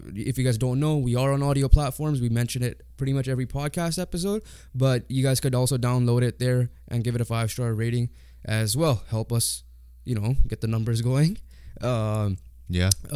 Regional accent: Canada; being Canadian

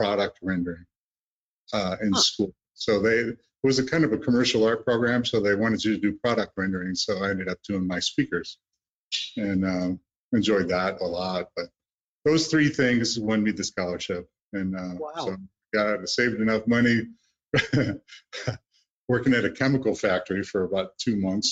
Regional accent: Great Lakes, United States; I grew up on the Great Lakes

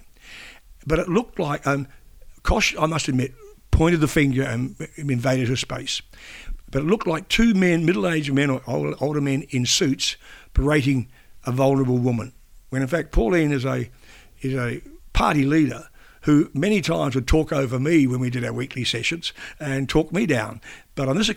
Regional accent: New Zealand; now in Australia; being a New Zealander

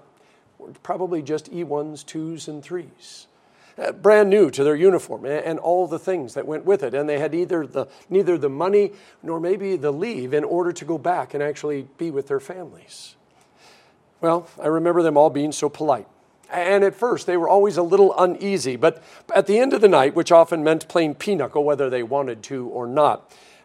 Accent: Denver, Colorado, United States; growing up in Denver, Colorado

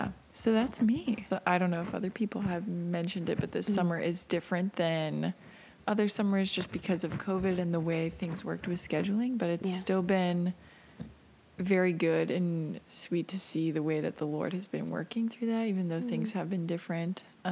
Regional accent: Mechanicsburg, Pennsylvania, United States; I'm from Mechanicsburg originally. I grew up going to McBick.

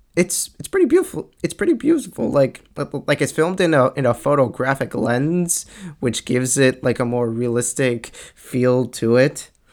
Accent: Long Island, New York, United States; I'm from Long Island, and and and I live a few towns like after Bethpage

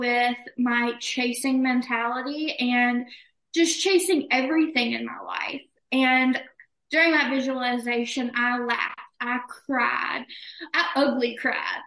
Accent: Alabama, United States; I am from Alabama

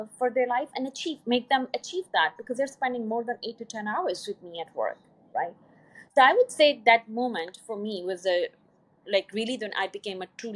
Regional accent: Pakistan; moved away as an adult; also born or lived in Poland; I was from Pakistan

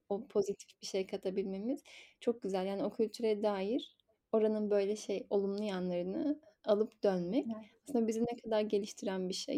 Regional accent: Zonguldak, Turkey; Ben de şey Zonguldak'ta doğdum büyüdüm

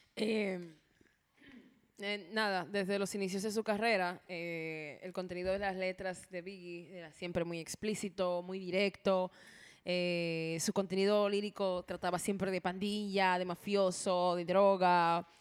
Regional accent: Dominican Republic; como buen dominicano

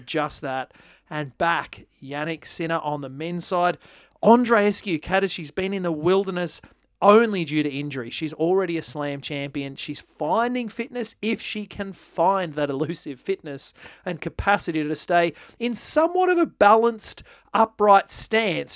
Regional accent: Australia; as an Australian

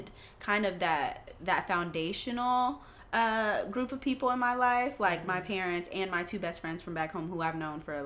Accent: Atlanta, Georgia, United States; moved away as an adult; I'm actually from Atlanta, Georgia

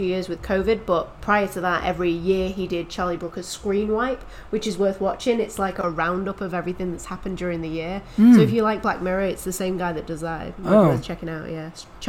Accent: England, United Kingdom; even as a British person, as someone who's English

